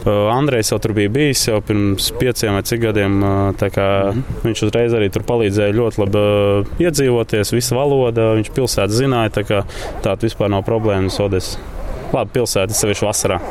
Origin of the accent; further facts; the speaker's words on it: Latvia; now in Odesa, Ukraine; mēs esam trīs latvieši